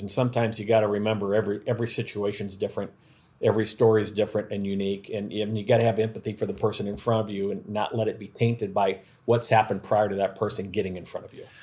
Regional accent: Iowa, United States; now in Louisiana, United States; I'm from Iowa

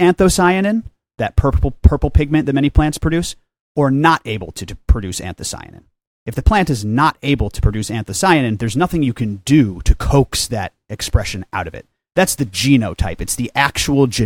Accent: Chicago, Illinois, United States; moved away as an adult; also born or lived in Humboldt County, California / Hawaii; I'm from the Chicagoland area

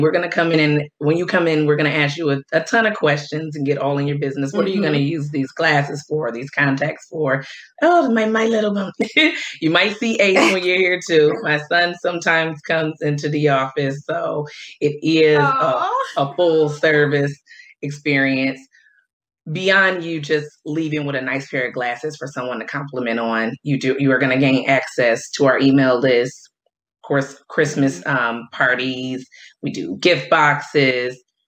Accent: Detroit, Michigan, United States; moved away as an adult; also born or lived in upstate New York; now in Washington, D.C., United States; I'm originally from Detroit. So I moved to DC in 2012

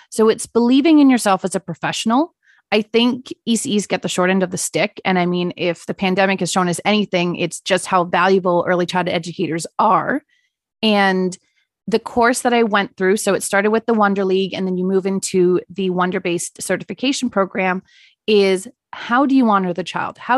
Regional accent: South Africa; now in Canada; being a child in South Africa, I guess the best way is more so to do a comparison between how I lived later on when we moved to Canada

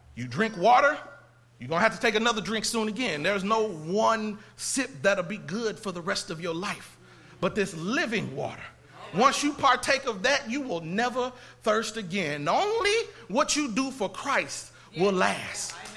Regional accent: Indiana, United States; now in Texas, United States; I'm not from Texas. I'm from Indiana.

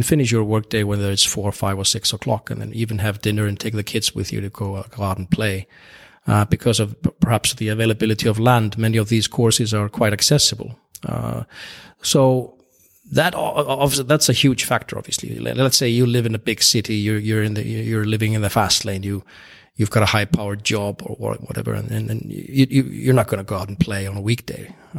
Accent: Iceland; In Iceland, the population is quite small. We are around 350,000, just above that maybe.

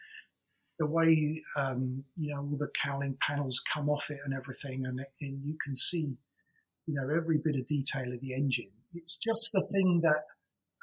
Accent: England, United Kingdom; we're English

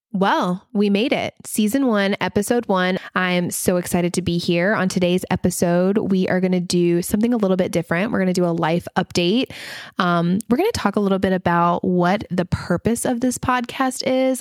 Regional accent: the South, United States; accent: Southern; I do have my Southern accent

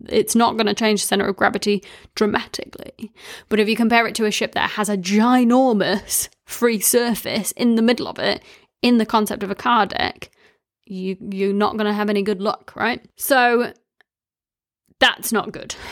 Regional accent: Wellington, New Zealand; I grew up in Wellington

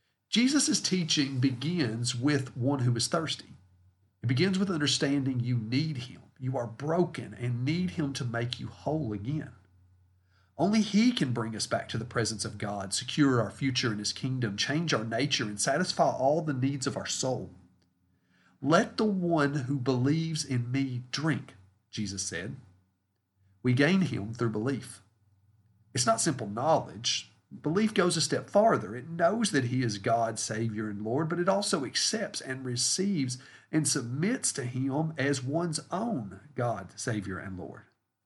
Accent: Stanford, United States; I grew up in Oakwood Estates here in Stanford, and so there was always a group of kids of playing outside

